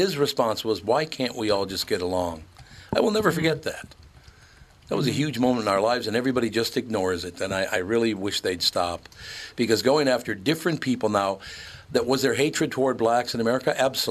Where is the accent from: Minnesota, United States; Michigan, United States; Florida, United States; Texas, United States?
Minnesota, United States; Minneapolis; moved away as an adult; also born or lived in Grand Forks, North Dakota; I grew up in North Minneapolis.